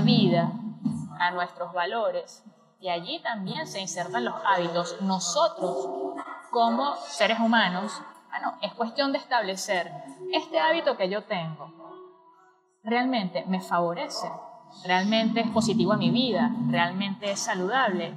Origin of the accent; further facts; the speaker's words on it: Venezuela; now in Argentina; soy venezolana viviendo en Argentina